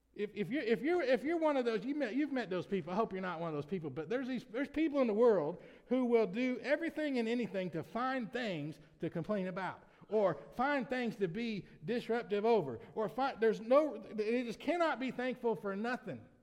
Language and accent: English; United States; as an American citizen